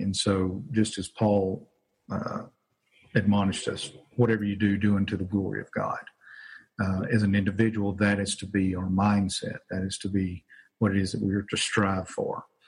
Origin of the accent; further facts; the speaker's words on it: Winnfield, Louisiana, United States; also born or lived in Arkansas; now in Jonesboro, United States; I'm originally from Louisiana. Grew up in a small town called Winfield, which is actually about 30 minutes from here